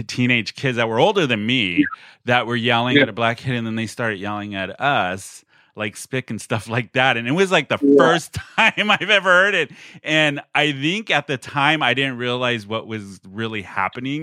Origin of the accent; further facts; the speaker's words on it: National City, California, United States; also born or lived in Chula Vista, United States / East County, San Diego, United States; I grew up in National City. We grew up down in Chula.